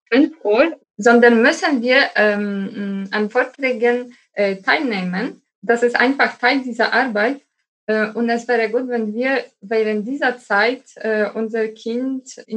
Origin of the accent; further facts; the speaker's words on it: Rzeszów, Subcarpathian Voivodeship, Poland; German is a second language; an jedem Wochenende nach meiner Heimat Rzeszów gefahren, um meinen Sohn und meinen Mann zu sehen.